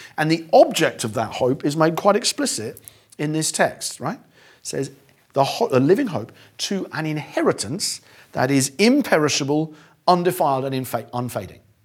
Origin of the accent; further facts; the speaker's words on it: Eastbourne, South East England, United Kingdom; my hometown of Eastbourne